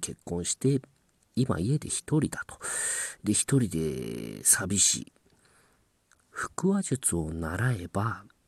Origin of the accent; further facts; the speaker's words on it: Ehime, Japan; now in Tokyo, Japan; 私 の地元です。あの、えー、国元です。愛媛県